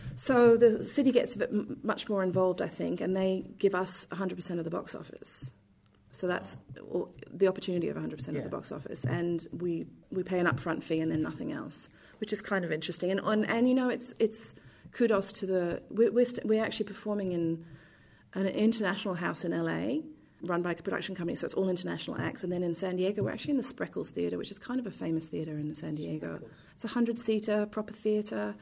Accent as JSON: {"language": "English", "region": "London", "country": "United Kingdom", "tie": "born or raised there", "moved": "yes", "lives_now": "Perth, Australia", "said": "I grew up in London"}